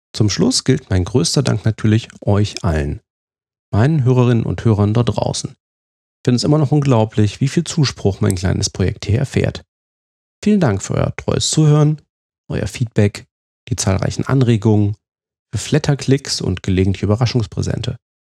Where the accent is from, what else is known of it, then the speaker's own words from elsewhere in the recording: Fulda, Hesse, Germany; now in Rhineland, Germany; in meiner Heimatstadt Fulda